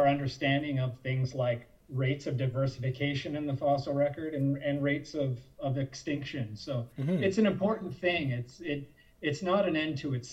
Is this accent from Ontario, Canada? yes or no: yes; Ottawa, Ontario, Canada; I grew up in Ottawa, where I am right now, and I grew up visiting the Canadian Museum of Nature